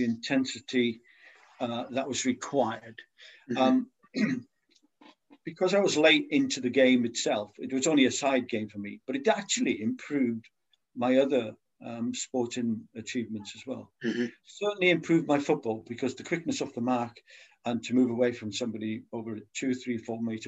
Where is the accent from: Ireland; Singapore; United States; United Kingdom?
United Kingdom; Wales; moved away as an adult; now in Scotland, United Kingdom; I'm Welsh